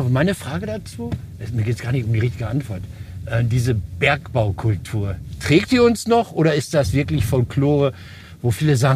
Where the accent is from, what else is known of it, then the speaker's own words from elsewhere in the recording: Duisburg, North Rhine-Westphalia, Germany; das war der Werbeblock für meine Heimat.